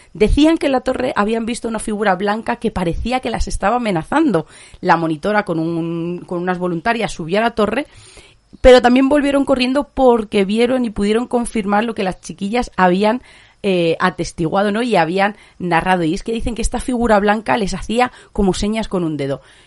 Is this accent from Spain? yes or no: yes; Spain; muy españoles, como muy de nuestra cultura